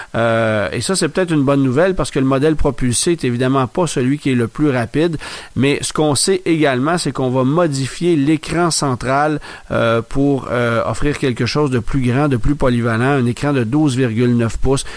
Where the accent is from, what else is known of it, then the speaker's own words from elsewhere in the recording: Canada; chez nous, au Canada